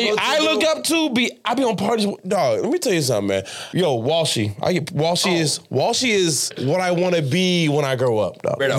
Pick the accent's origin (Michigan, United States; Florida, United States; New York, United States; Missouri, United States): Florida, United States; Miami; also born or lived in Miramar, Florida / Pembroke Pines, Florida; now in Broward County, United States; Like, Southwest Miami. Not even on no hype. Miramar, no. Cal City, no. I'm from Southwest. Deep, Richmond Heights.